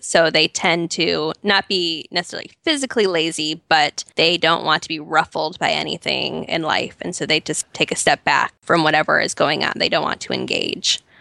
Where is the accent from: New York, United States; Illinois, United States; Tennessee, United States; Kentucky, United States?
Illinois, United States; Chicago suburbs; moved away as an adult; now in Nashville, United States; I grew up in the Chicago suburbs, so I'm a very proud Midwestern girl.